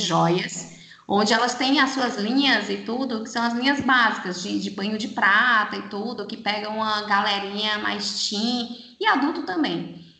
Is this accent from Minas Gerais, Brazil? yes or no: no; Fortaleza, Ceará, Brazil; moved away as an adult; Eu, eu, sou de Fortaleza, né? Estou aqui há 13 anos